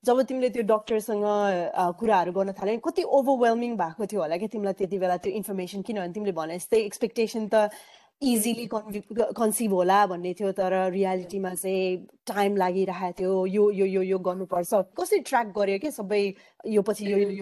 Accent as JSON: {"language": "Nepali", "country": "Nepal", "tie": "born or raised there", "moved": "as an adult", "lives_now": "Australia"}